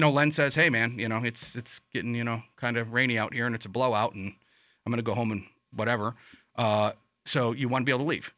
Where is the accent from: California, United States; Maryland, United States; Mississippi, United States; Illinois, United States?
Illinois, United States; Chicago; now in Lakeland, United States; I'm from Chicago